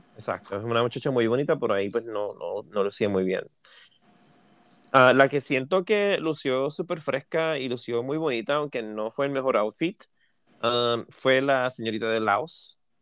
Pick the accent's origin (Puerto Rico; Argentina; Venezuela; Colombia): Puerto Rico; yo soy de Puerto Rico